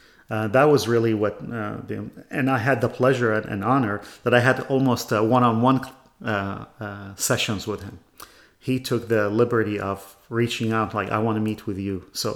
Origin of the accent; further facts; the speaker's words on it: Iraq; also born or lived in Canada / Chicago; now in Bay Area, United States; I come from Iraq.